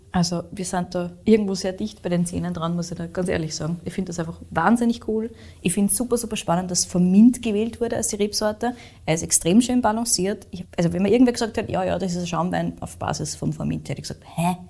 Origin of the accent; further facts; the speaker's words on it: Austria; bei uns in Österreich